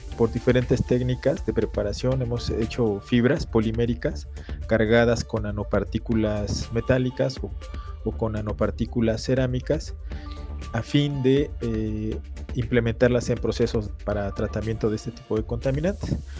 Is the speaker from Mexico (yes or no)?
yes; Mexico; nosotros como mexicanos